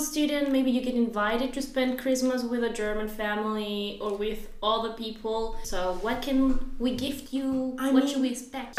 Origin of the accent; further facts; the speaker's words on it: Peru; moved away; I come from Peru